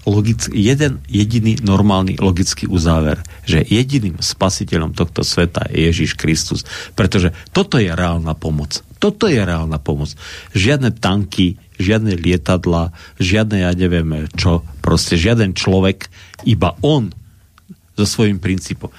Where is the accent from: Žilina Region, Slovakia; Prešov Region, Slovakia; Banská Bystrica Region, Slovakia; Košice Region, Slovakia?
Košice Region, Slovakia; Košice; nemôžem si odpustiť ako Košičan